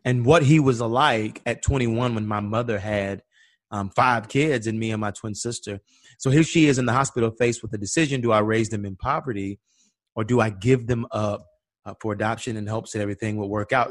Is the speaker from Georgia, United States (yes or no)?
yes; Atlanta, Georgia, United States; we grew up in Auburn